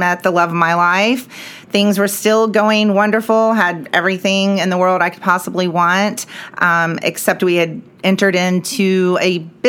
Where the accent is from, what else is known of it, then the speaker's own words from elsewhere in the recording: Dallas, Texas, United States; also born or lived in Clifton, Texas; But Dallas was always home. We always had a place here. My parents worked here. And so I spent a lot of time in Dallas and came right back up here after I graduated